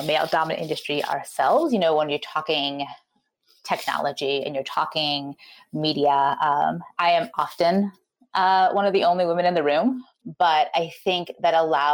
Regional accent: New York, United States; moved away as an adult; now in Portland, United States; I am a New Yorker born and bred.

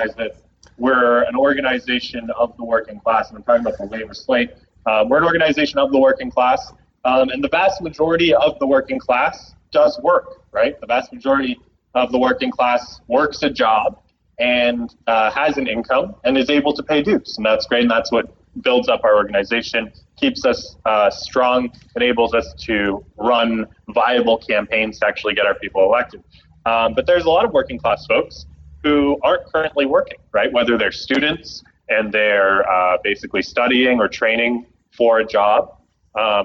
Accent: Canada; moved away; my home country, Canada

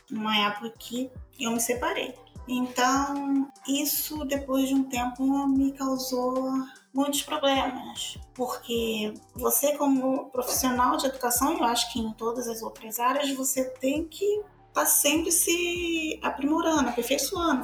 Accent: Bahia, Brazil; now in Rio de Janeiro, Brazil; sou baiana, vim da Bahia para cá, para o Rio de Janeiro

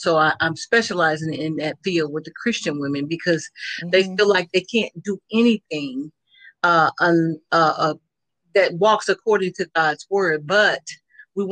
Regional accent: Oklahoma City, Oklahoma, United States; moved away; I come from Oklahoma City, Oklahoma

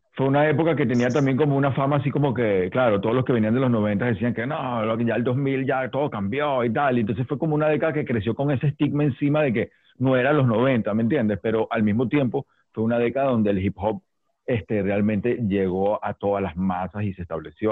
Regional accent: Venezuela; los raperos venezolanos

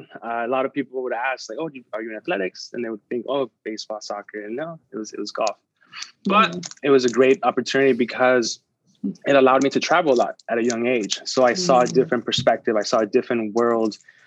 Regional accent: Bellflower, California, United States; first language Spanish; English is a second language; also born or lived in San Luis Río Colorado, Mexico; I was born in Bellflower, California, 1990. So that puts me at my 30-year mark

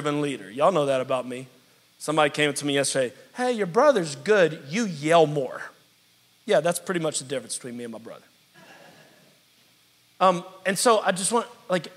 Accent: New Orleans, Louisiana, United States; moved away as an adult; now in Pittsburgh, United States; I was very happy in New Orleans for years. It was my hometown.

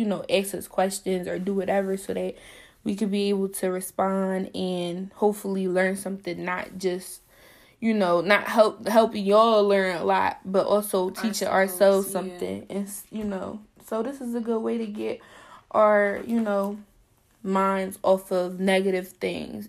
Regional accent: Philadelphia, Pennsylvania, United States; I'm 20 years old, and I'm from Philly. Philadelphia

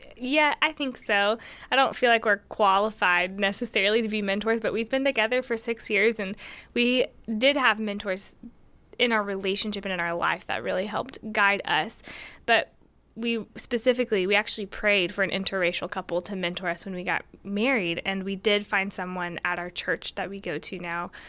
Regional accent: Tennessee, United States; also born or lived in Johnson City, Tennessee; I'm white, and I'm American from Tennessee

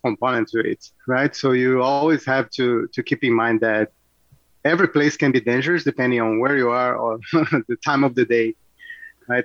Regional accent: Rio de Janeiro, Brazil; born or raised there; moved away as an adult; now in Oakville, Canada

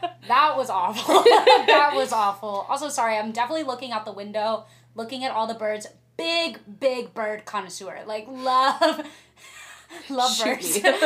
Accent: Lake Oswego, Oregon, United States; also born or lived in Corvallis, Oregon; I'm from Portland, like, right outside of Portland

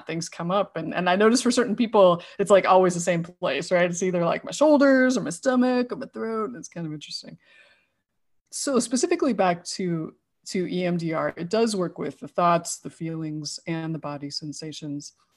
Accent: Idaho, United States; now in San Diego, United States; I grew up in Idaho and, uh, now live in San Diego.

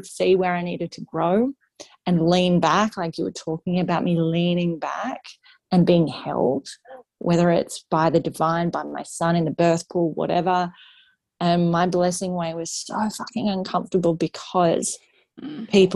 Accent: Sydney, New South Wales, Australia; moved away as an adult; now in Northern Rivers, Australia; I grew up in Sydney

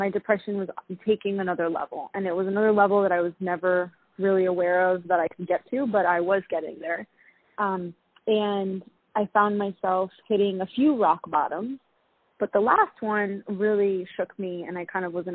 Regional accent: New York City, New York, United States; also born or lived in London; being that I'm from New York City, the rat race is very common

